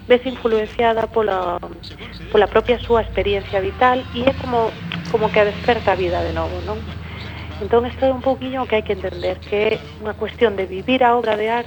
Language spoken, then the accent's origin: Galician; Becerreá, Galicia, Spain; Bueno, eu son de Beceara, son artista plástica e tamén dirixo un centro de de arte en Santiago de Compostela